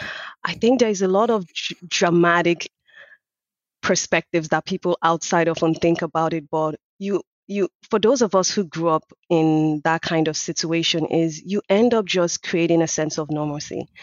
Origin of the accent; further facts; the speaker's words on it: Lagos, Nigeria; now in Canada; So I was born and raised in Nigeria and grew up in Lagos, which is one of the most popular cities in the country.